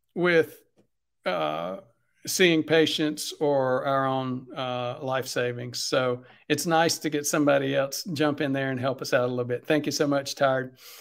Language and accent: English; South Carolina, United States; I'm from South Carolina